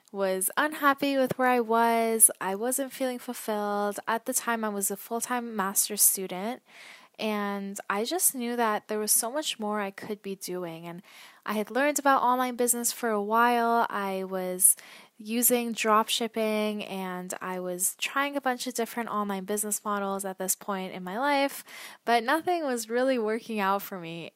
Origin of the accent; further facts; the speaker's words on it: Toronto, Ontario, Canada; also born or lived in Vancouver / Ottawa; I am from Canada, originally Toronto